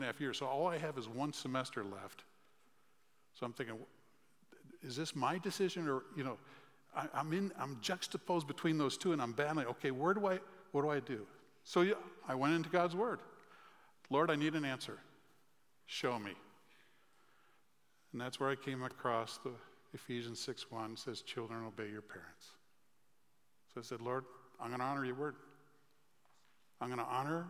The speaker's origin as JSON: {"language": "English", "town": "Chicago", "region": "Illinois", "country": "United States", "tie": "born or raised there", "said": "I grew up in the Chicagoland area"}